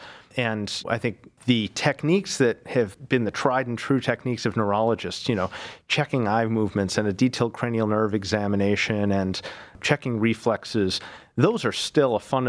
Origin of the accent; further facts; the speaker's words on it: Buffalo, New York, United States; now in Cleveland, United States; So I'm originally from Buffalo, New York, came to Cleveland almost, I guess, 17 years ago now, did my medical school in Buffalo.